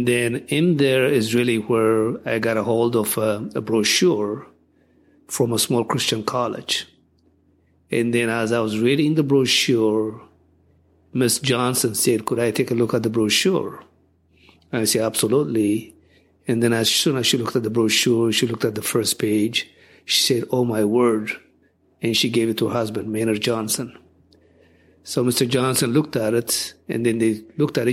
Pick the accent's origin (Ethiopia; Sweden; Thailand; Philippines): Ethiopia; moved away as an adult; also born or lived in Washington, D.C. / Minnesota / Elgin, Illinois / California; now in United States; I was born and raised in Ethiopia, lived there